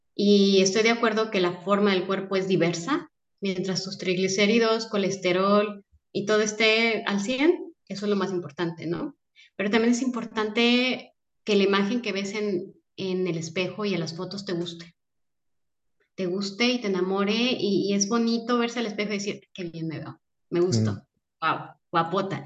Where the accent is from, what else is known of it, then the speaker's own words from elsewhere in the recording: Guadalajara, Jalisco, Mexico; moved away as an adult; now in Mérida, Mexico; soy de Guadalajara. Y llevamos seis meses viviendo en Mérida